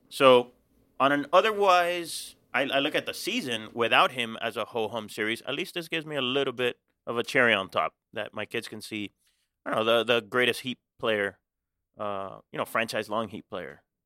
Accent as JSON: {"language": "English", "country": "Cuba", "tie": "born or raised there", "moved": "yes", "lives_now": "Miami, United States", "said": "I was born in Cuba. but I've never been back"}